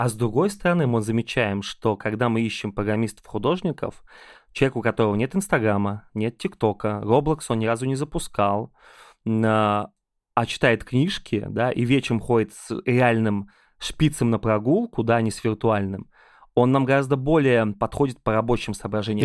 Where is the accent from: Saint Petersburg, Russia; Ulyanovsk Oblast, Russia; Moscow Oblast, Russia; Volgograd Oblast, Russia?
Ulyanovsk Oblast, Russia; Ulyanovsk; now in Moscow, Russia; я очень люблю приезжать в Ульяновск, мой родной город